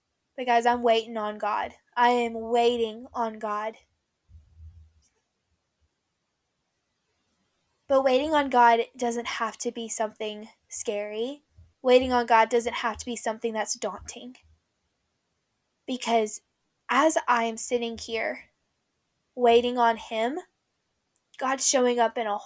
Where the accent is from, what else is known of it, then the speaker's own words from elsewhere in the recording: Tennessee, United States; moved away as an adult; also born or lived in Nashville; now in Florida, United States; when I move back to Tennessee, it's not like I'm moving back to where I went to high school.